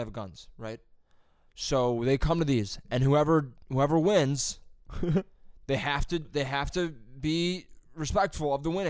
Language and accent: English; Utah, United States; Yeah, Marines are going to go, but I'm from Utah.